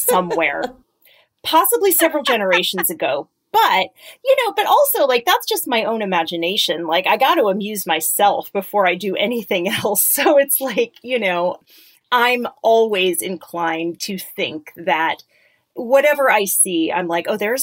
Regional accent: Connecticut, United States; I grew up in Connecticut. I grew up in a suburb.

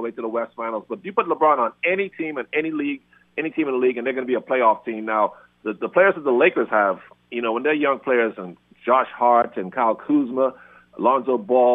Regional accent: Bahamas; I'm from the Bahamas. I grew up in salt water

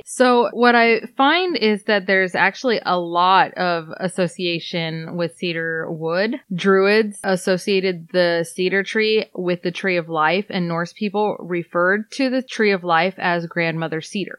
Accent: Iowa, United States; we're from Iowa

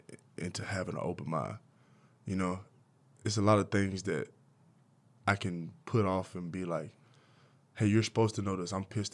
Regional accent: the South, United States; Because I'm from the South.

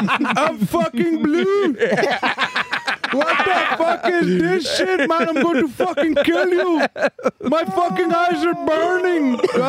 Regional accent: Yonkers, New York, United States; I grew up in like in Yonkers where it was like a lot of different cultures. It was like a lot of Indian, a lot of different Muslims, African Muslims, Arab Muslims.

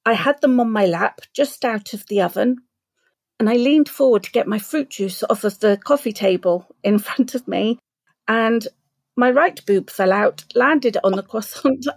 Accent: Southampton, South East England, United Kingdom; Southampton, my hometown.

